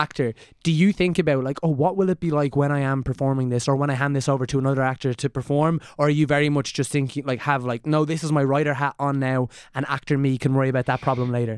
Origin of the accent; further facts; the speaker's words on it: Ireland; I'm Irish